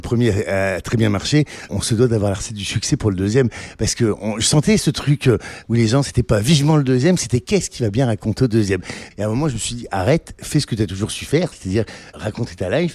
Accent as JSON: {"language": "French", "area": "the North", "region": "Hauts-de-France", "country": "France", "said": "je viens du Nord"}